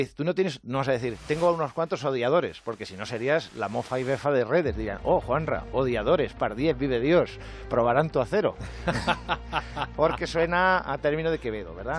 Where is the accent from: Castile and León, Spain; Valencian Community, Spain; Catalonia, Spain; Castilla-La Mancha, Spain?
Castilla-La Mancha, Spain; Albacete; soy de Albacete